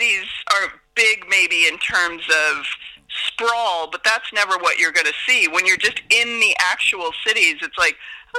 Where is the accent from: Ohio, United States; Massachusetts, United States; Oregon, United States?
Oregon, United States; now in Ireland; I'm a proud Oregonian.